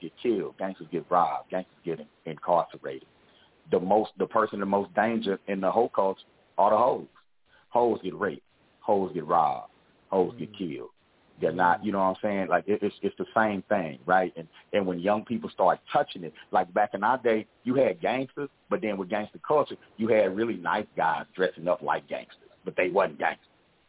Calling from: Fort Worth, Texas, United States; I'm calling from Fort Worth, Texas. So I'm at home this weekend.

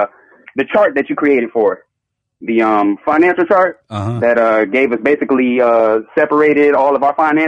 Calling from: Charlotte, North Carolina, United States; I'm calling from Charlotte, North Carolina.

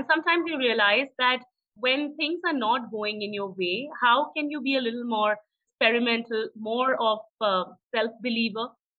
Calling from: Pune, Maharashtra, India; I'm joining you from Pune, and I believe it's raining in Bangalore and in Pune simultaneously.

